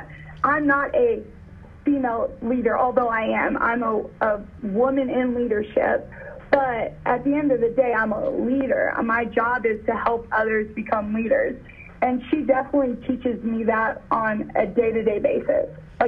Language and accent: English; Oklahoma City, Oklahoma, United States; now in Frisco, United States; It's why I moved to Texas from Oklahoma City.